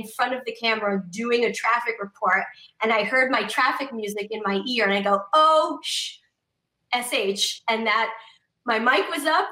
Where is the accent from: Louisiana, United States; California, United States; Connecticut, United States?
Connecticut, United States; I grew up in Connecticut